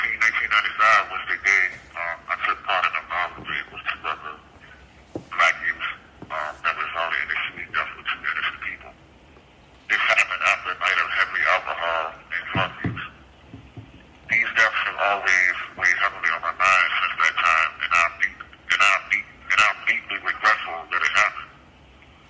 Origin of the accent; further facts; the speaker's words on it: Richmond, Virginia, United States; I was born on October 15th, 1976, at the Medical College of Virginia in Richmond